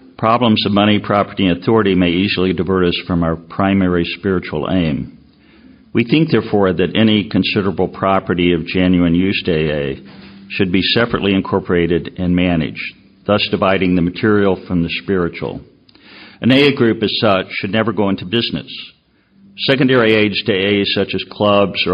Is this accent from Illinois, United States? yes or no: yes; Chicago, Illinois, United States; I'm from Chicago.